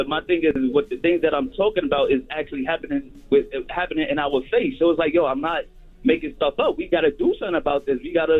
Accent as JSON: {"language": "English", "town": "Bronx", "region": "New York", "country": "United States", "said": "I'm from the Bronx."}